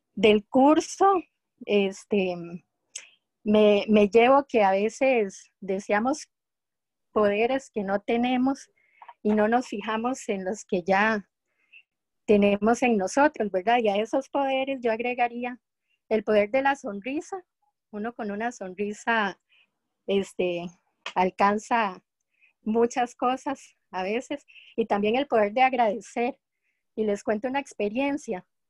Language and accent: Spanish; Costa Rica; de Costa Rica